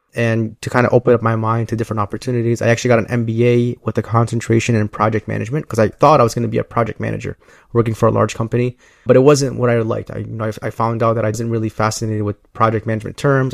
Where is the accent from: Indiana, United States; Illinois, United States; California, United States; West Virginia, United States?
Illinois, United States; Chicago; I am from Chicago. I grew up in the southwest